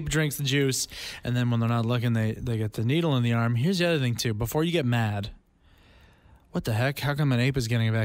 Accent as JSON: {"language": "English", "town": "Langley", "region": "British Columbia", "country": "Canada", "tie": "born or raised there", "said": "I grew up out in Langley, which is like the Langford of the mainland"}